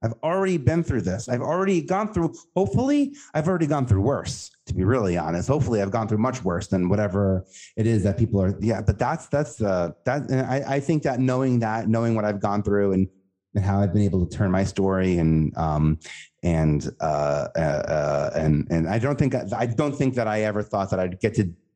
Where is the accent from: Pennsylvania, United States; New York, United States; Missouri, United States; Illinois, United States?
New York, United States; New York City; I know I'm from Staten Island and I know we're from New York